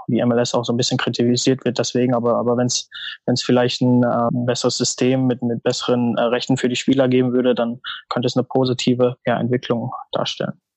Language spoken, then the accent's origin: German; North Rhine-Westphalia, Germany; moved away as an adult; now in Chicago, United States; Ich bin in NRW groß geworden